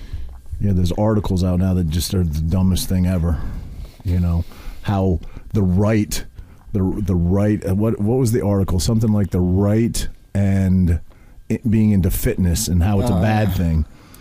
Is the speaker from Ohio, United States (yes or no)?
no; Maine, United States; now in New Jersey, United States; I'm from Maine, and I moved here, and I scrapped a bunch of times in Seaside.